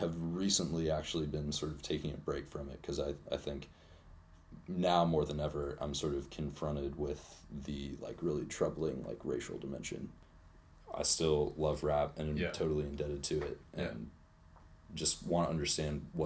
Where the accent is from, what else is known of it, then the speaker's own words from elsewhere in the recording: Charlottesville, Virginia, United States; I'm from Charlottesville. I've been here all my life.